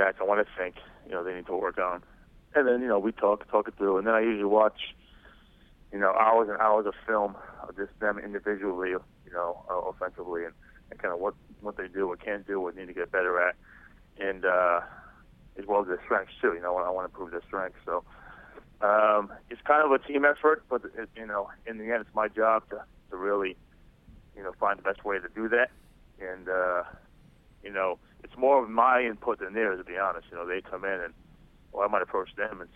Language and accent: English; Rhode Island, United States; moved away as an adult; go back to my home state of Rhode Island